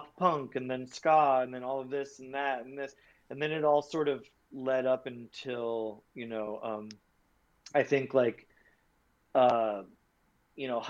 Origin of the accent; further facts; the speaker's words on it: Long Island, New York, United States; I was from Long Island